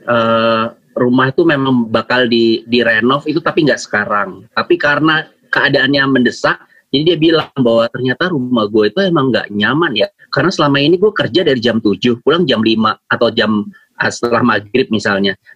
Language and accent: Indonesian; Surabaya, East Java, Indonesia; yang kan gue dari Surabaya ya sekolahnya. Jadi salah satu sekolah uh, favorit gitulah di namanya SMA Kompleks.